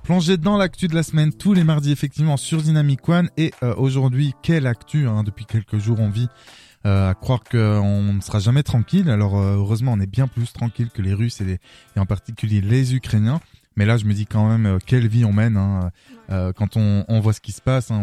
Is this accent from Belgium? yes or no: yes; Arlon, Wallonia, Belgium; moi je viens d'Arlon